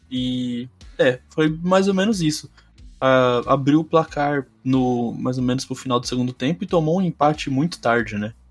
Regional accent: São Paulo, Brazil

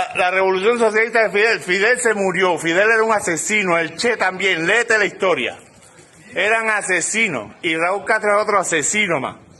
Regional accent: Cuba; moved away; soy cubano

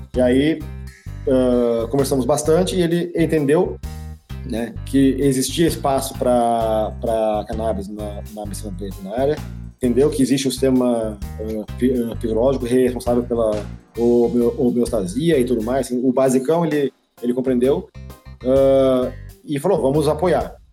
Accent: Pernambuco, Brazil; moved away as an adult; now in Curitibanos, Brazil; eu sou pernambucano

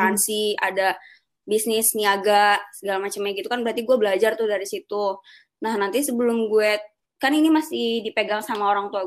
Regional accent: Cibubur, Jakarta, Indonesia; Gue asalnya dari Cibubur, rumah gue di Cibubur.

